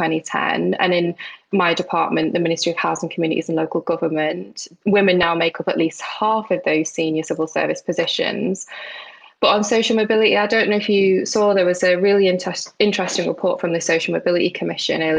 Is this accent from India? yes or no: no; United Kingdom; also born or lived in Isle of Man; I could be labelled as a Northerner, a Manx, a Muslim, South Asian, Asian British female